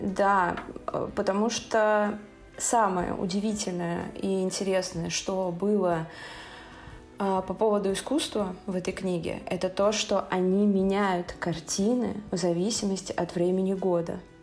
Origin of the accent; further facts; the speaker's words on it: Saint Petersburg, Russia; я из Санкт-Петербурга